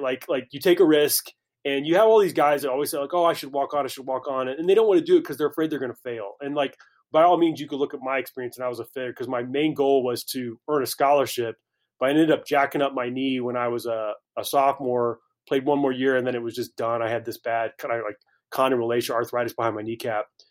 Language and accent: English; Carmel, Indiana, United States; moved away as an adult; also born or lived in Greenville, South Carolina / Pittsburgh / Lyon, France; now in Dallas, United States; I grew up in Indianapolis, small suburb north of the city, Carmel, Indiana.